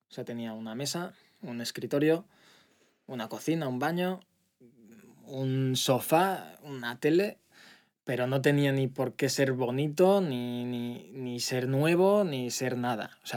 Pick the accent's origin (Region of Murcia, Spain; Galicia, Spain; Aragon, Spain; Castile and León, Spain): Aragon, Spain; Zaragoza; born there; seguir abriendo en Madrid, Barcelona, Zaragoza, que es donde, donde yo nací, que también, bueno, eh, por mi parte personal me hace mucha